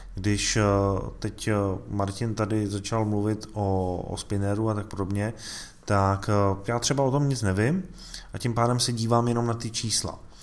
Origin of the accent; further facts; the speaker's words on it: Czechia; tady u nás v Čechách